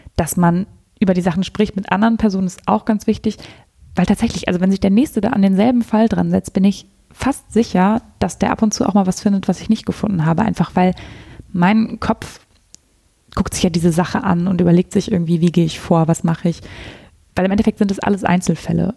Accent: near Münster, North Rhine-Westphalia, Germany; aber ich bin hier in der, ganz in der Nähe von Münster aufgewachsen. Da komme ich her

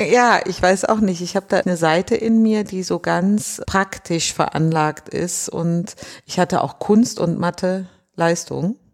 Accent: North Rhine-Westphalia, Germany; also born or lived in Düsseldorf / Düren; now in Berlin, Germany; ich bin tatsächlich im Rheinland groß geworden. In Düsseldorf zuerst, dann in Düren

